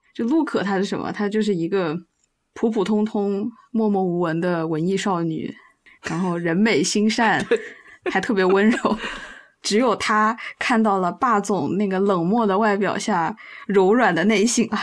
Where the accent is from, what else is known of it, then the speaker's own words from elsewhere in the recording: China; 沉默基本上都快成我们中国人的关键词了